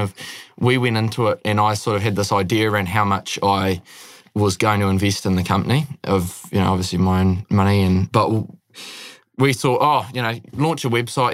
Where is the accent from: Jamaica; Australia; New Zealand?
New Zealand; Northland; also born or lived in Netherlands; I'm from up north